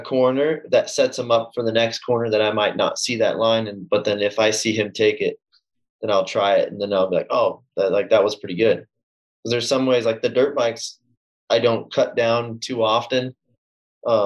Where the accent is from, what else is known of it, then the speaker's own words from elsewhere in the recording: Southern California, United States; also born or lived in New England; I was born in SoCal